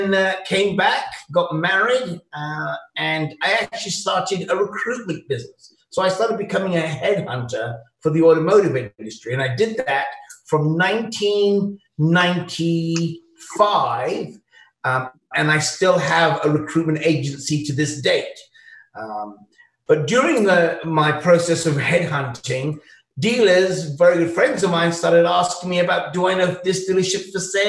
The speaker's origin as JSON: {"language": "English", "country": "United Kingdom", "also_born_or_lived": "Chicago / Toronto", "accent": "British", "moved": "as an adult", "lives_now": "Ontario, Canada", "said": "As you can tell from my accent, it's very British"}